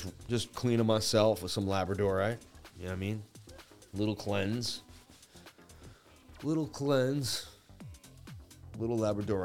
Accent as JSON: {"language": "English", "town": "Boston", "region": "Massachusetts", "country": "United States", "said": "I'm from Beantown, Boston"}